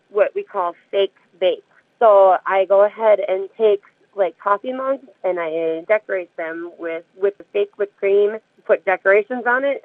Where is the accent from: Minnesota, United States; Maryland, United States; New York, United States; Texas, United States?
Minnesota, United States; Kenyon; I grew up just south of Kenyon, Minnesota. Went to school at Triton in Dodge Center.